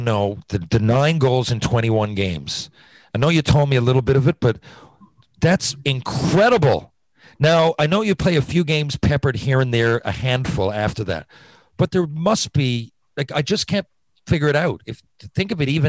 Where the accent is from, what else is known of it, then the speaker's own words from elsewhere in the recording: Newfoundland and Labrador, Canada; I'm from Newfoundland